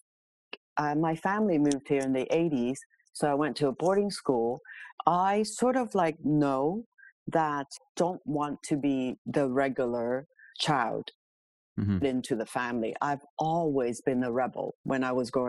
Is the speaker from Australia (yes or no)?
no; Hong Kong; now in Toronto, Canada; I am born and raised in Hong Kong many moons ago, to a very traditional Chinese family